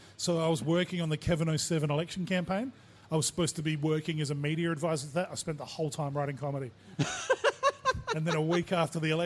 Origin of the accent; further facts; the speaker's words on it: Port Pirie, South Australia, Australia; I grew up in Port Pirie, didn't fit in there